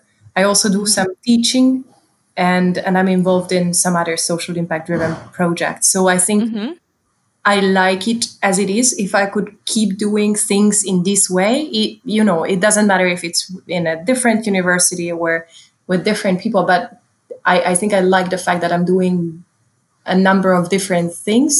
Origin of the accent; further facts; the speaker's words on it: Hungary; moved away as an adult; I'm from Hungary and I was in Hungary at the time.